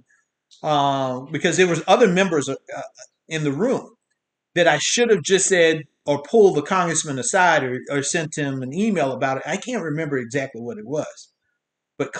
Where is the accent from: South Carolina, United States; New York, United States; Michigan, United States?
South Carolina, United States; I'm from South Carolina.